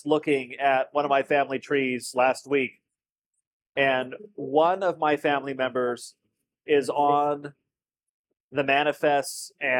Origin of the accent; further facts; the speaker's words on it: California, United States; now in Tennessee, United States; I am a Californian. I speak like a Californian. I do not have an accent.